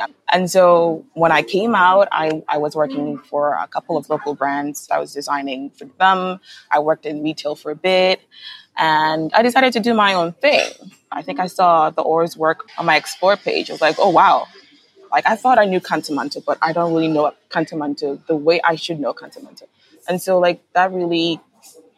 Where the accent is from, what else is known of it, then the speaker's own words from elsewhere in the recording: Kumasi, Ashanti, Ghana; I grew up in Kumasi in a house full of close relatives.